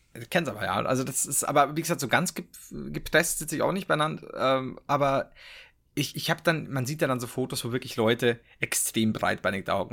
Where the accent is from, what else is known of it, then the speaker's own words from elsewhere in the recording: Regensburg, Bavaria, Germany; ich komme aus Regensburg